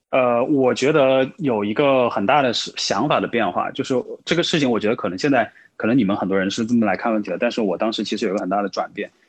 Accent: Changsha, Hunan, China; 我自己的话呢是湖南长沙人

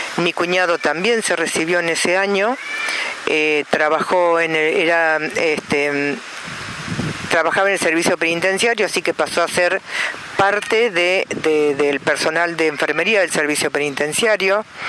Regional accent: Santa Rosa, La Pampa, Argentina; de Santa Rosa La Pampa

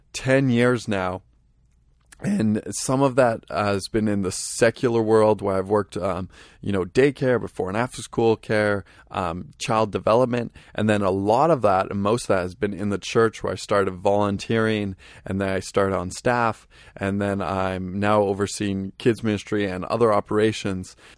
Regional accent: Vancouver, British Columbia, Canada; I am from Vancouver, British Columbia, Canada

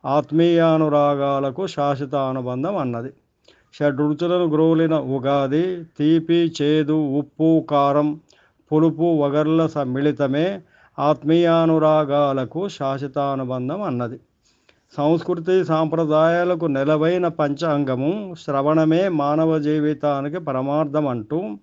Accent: Jangaon, Telangana, India; మా ఊరు జనగామ

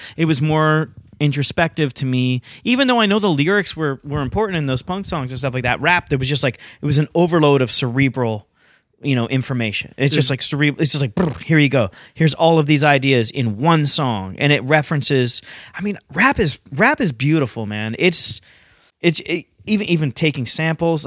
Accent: London, Ontario, Canada; moved away as an adult; also born or lived in Halifax, Nova Scotia; I grew up in London, like going to hardcore punk shows

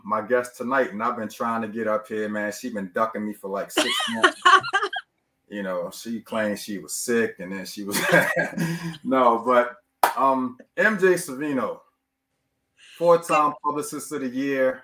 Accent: Baltimore, Maryland, United States; I'm from Baltimore.

